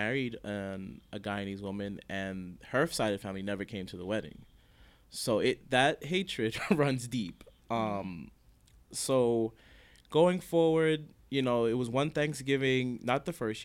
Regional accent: Jamaica; I'm Jamaican, and her family.

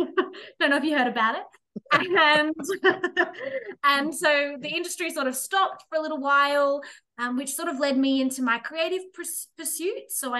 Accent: Bathurst, New South Wales, Australia; moved away as an adult; also born or lived in Queensland; back in my hometown of Bathurst.

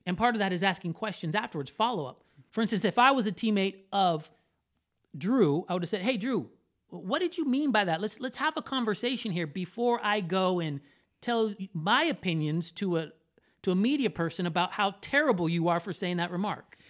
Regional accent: Orlando, Florida, United States; I was born in Orlando, Florida, to Puerto Rican parents

